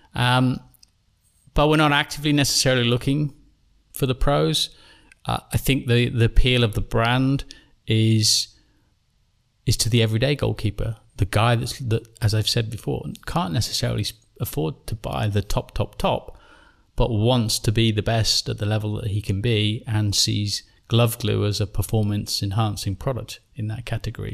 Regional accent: England, United Kingdom; I'm an Englishman

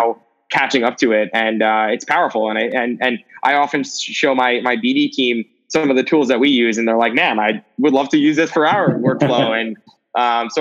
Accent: New York City, New York, United States; I grew up in New York City my entire life

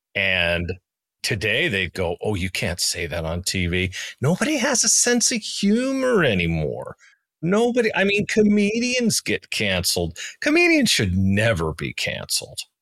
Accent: United States; moved away; my home country, not the one I live in, but in my home country, the United States.

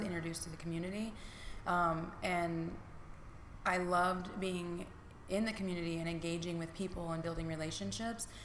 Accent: Niles, Michigan, United States; I have been born and raised in Niles, Michigan

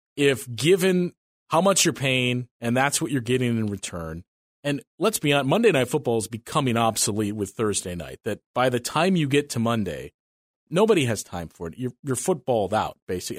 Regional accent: Wisconsin, United States; us growing up in Wisconsin

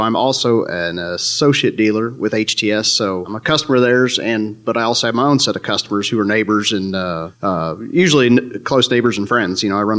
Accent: East Central Missouri, United States; I'm from East Central Missouri.

